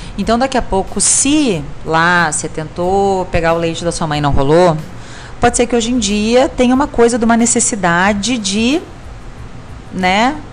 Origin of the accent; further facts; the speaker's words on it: Rio Grande do Sul, Brazil; como a gente fala no Rio Grande do Sul, sou gaúcha